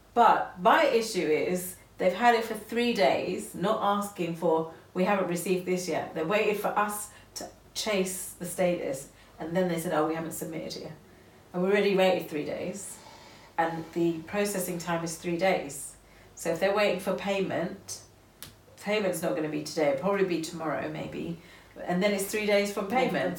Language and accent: English; United Kingdom; we're British